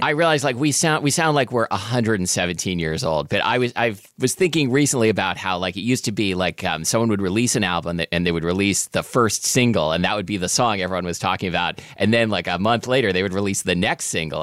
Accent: Portland, Oregon, United States; growing up in Portland, Oregon in the eighties

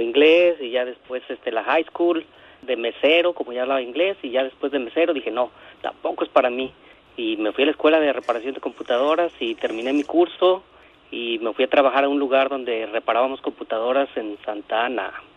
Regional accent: Los Altos de Jalisco, Mexico; now in Buena Park, United States; Yo vengo de los Altos de Jalisco.

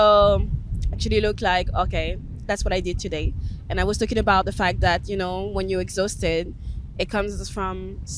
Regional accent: Cholet, Pays de la Loire, France; I was raised in Cholet, a small little town next to Nantes

